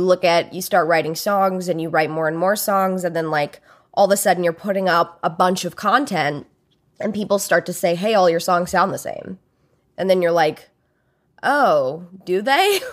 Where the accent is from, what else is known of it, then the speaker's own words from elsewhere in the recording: Alabama, United States; I grew up in Alabama